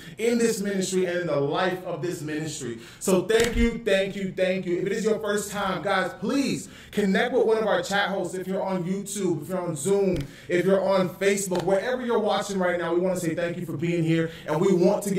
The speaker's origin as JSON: {"language": "English", "country": "Canada", "tie": "born or raised there", "also_born_or_lived": "Florida, United States", "moved": "yes", "lives_now": "California, United States", "said": "I'm Canadian."}